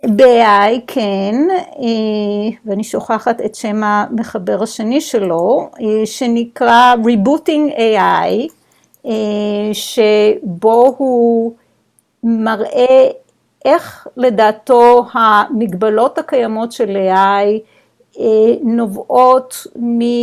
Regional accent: Israel; moved away; אנחנו בתור ישראלים, חינכו אותנו ללא לקבל סמכות, לשאול, לפקפק

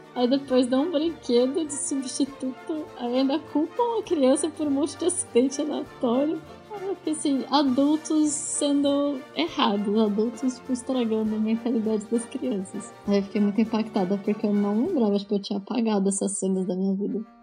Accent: Brazil; como brasileiro

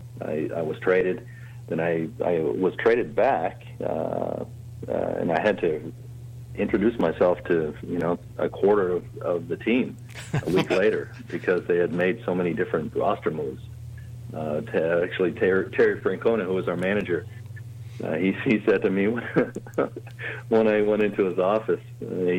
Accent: Cambridge, Ontario, Canada; also born or lived in Toronto, Ontario; growing up in Cambridge

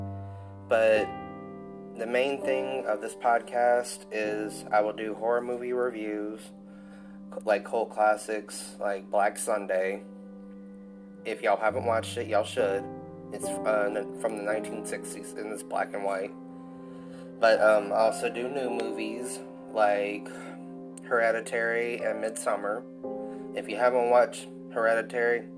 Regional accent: Louisiana, United States; I'm born and raised in Louisiana

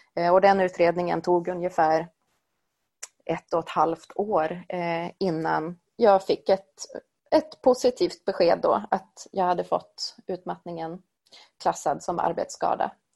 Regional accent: Sweden; Jag är född och uppvuxen i Sverige

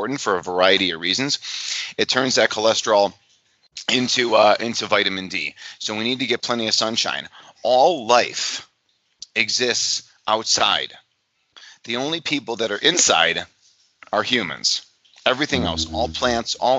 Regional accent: Illinois, United States; my home state, in Illinois, in the United States

